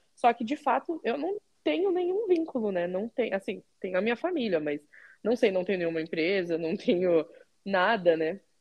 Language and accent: Portuguese; Curitiba, Paraná, Brazil; moved away as an adult; also born or lived in United States / Canada / Portugal; now in Ragusa, Italy; eu sou de Curitiba